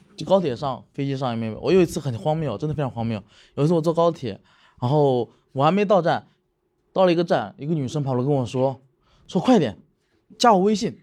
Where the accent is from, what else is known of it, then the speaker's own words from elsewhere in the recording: Changzhou, Jiangsu, China; 我是江西人，但我是在江苏常州长大的